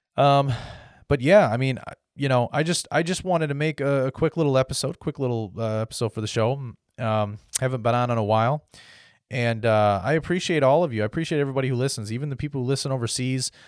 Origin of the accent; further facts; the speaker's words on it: United States; as an American because that's what I am